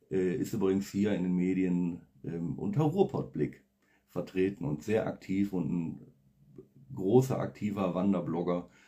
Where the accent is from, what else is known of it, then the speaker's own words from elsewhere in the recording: Oberhausen, North Rhine-Westphalia, Germany; born there; now in Essen, Germany; Das Ruhrgebiet, wie gesagt, Gasometer, Oberhausen, das Wahrzeichen ähm, meiner Geburtsstadt. Ja, ich bin dort geboren worden und ähm, komme immer wieder gerne da zurück.